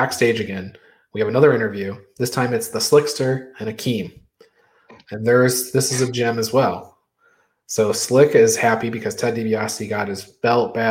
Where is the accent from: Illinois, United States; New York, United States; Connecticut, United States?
New York, United States; Glens Falls; Hacksaw Jim Duggan, my hometown guy, Glens Falls, New York.